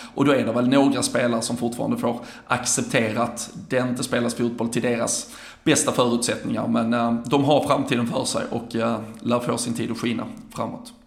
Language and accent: Swedish; Sweden; som en svensk